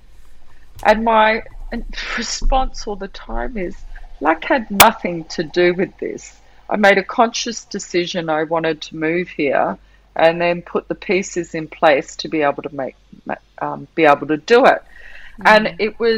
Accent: Perth, Western Australia, Australia; also born or lived in Shanghai, China / Sydney, Australia; now in Bali, Indonesia; I was born in Perth

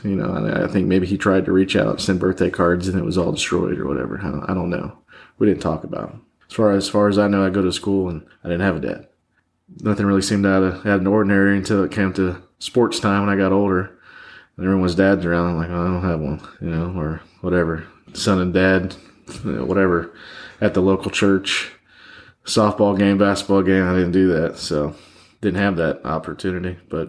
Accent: Michigan, United States; born there; I was born in Michigan, but my mom, for 2 years, I guess, stuck it out and then grabbed me and brought me back to my grandparents.

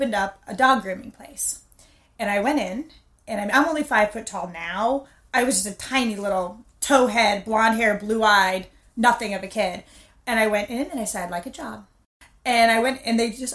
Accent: Lantana, Florida, United States; also born or lived in Boynton Beach, Florida; I was born at Bethesda Hospital in Boynton, and I grew up in Lantana.

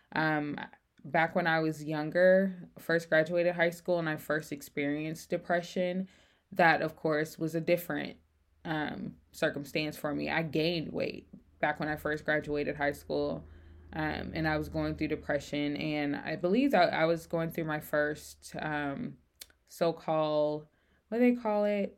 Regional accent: Memphis, Tennessee, United States; moved away as an adult; I grew up in Memphis, Tennessee

